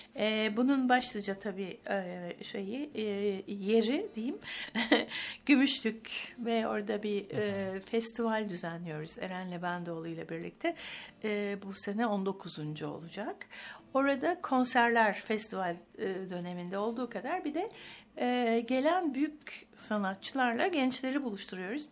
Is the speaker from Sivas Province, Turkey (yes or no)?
no; Istanbul, Turkey; also born or lived in Ankara / Bodrum / Cambridge; İstanbul'dayım evet, İstanbul'da doğdum.